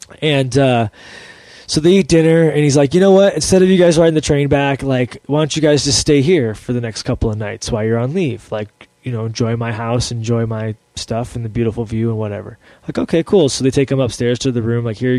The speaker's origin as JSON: {"language": "English", "country": "Ireland", "said": "Well, I'm Irish, so whiskey just makes me like, yeah"}